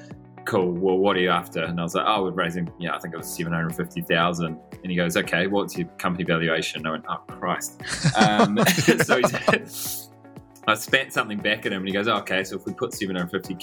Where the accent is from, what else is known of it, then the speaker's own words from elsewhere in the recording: Bay of Islands, Northland, New Zealand; also born or lived in United Kingdom / Europe; now in Auckland, New Zealand; Born and bred in New Zealand from up in the sunny top of New Zealand, the place called the Bay of Islands. Grew up up there